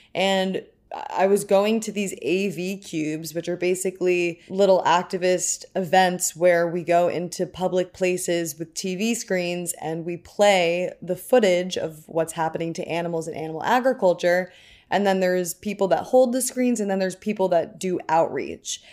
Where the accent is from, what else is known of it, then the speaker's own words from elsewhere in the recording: New York City, New York, United States; I was born and raised in New York City.